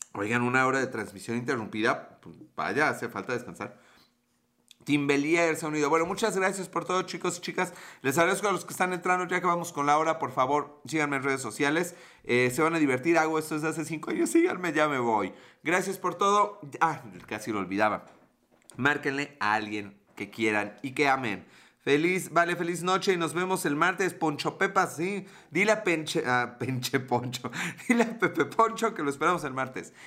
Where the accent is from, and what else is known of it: Mexico